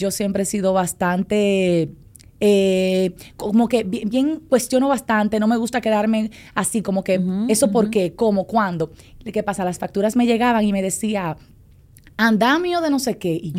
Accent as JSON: {"language": "Spanish", "region": "San Pedro de Macorís", "country": "Dominican Republic", "moved": "as an adult", "lives_now": "Santo Domingo, Dominican Republic", "said": "yo soy de San Pedro de Macorís, entonces yo vine a estudiar en el 2011 aproximadamente."}